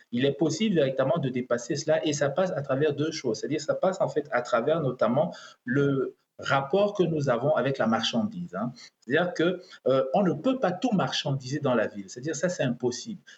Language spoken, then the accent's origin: French; Cameroon; now in Doha, Qatar; ce qui se passe au Cameroun, donc mon pays d'origine